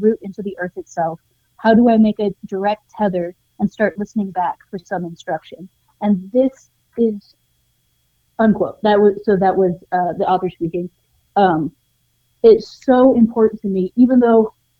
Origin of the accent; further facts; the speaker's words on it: Montana, United States; now in New Mexico, United States; I grew up in Montana initially